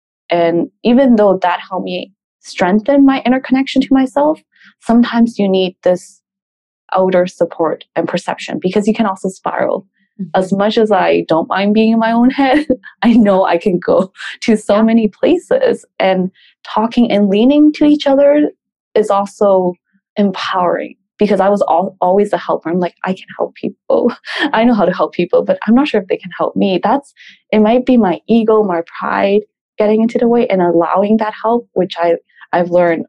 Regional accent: Peru; also born or lived in Canada; We grew up in Peru and we moved to Canada for a couple of years. Terrorism was really bad. And then we moved back. So my first maybe 10 years of my life, we moved around a lot.

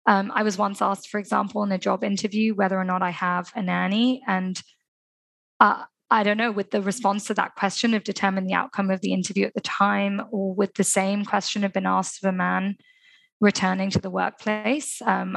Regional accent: Dubai, United Arab Emirates; especially growing up in Dubai, where children have opportunities and access to so much, but also culturally. I'm from an Indian community where a lot of women haven't worked.

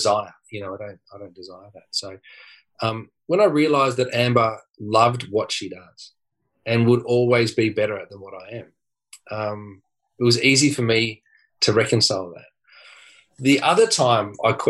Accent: Dandenong, Victoria, Australia; I grew up in Dandenong

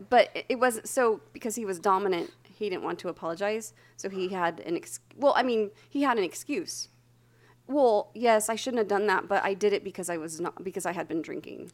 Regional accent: Santa Barbara, California, United States; I grew up in Santa Barbara

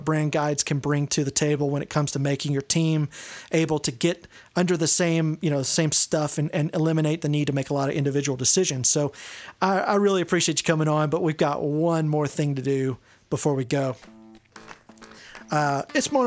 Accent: East Texas, United States; I grew up in East Texas.

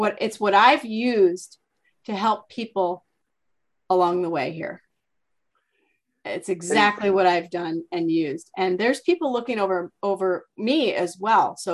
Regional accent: Bettendorf, Iowa, United States; I'm from Bettendorf, Iowa

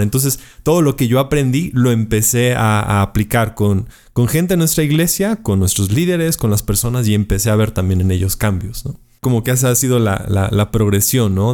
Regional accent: Puebla, Mexico; estoy en la ciudad de Puebla, México, que es la cuarta ciudad más grande del país. Eh, nací aquí en Puebla

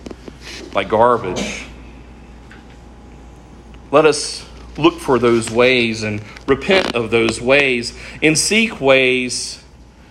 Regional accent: United States; we are American Christians

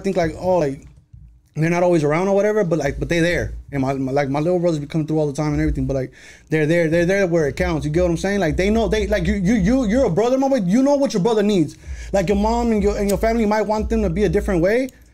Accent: Las Vegas, Nevada, United States; I grew up on the west side of Vegas

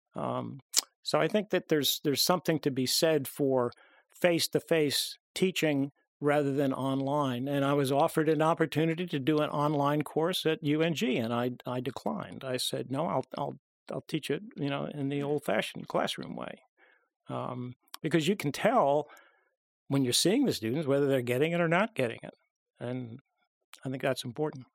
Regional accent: Long Island, New York, United States; I grew up on Long Island

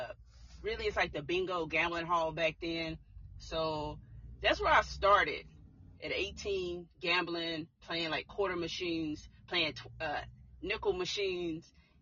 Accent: Tulsa, Oklahoma, United States; I grew up in Tulsa, Oklahoma. Okay. And born and raised, still in Oklahoma.

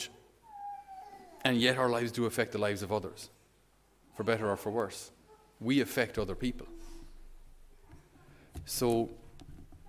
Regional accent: Ireland; as a Irish person

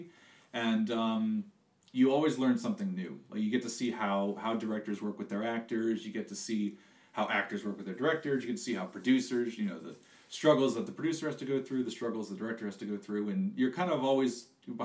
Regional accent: Florida Keys, United States; also born or lived in Louisiana; I was born in Louisiana, like we said, and then grew up in the Florida Keys

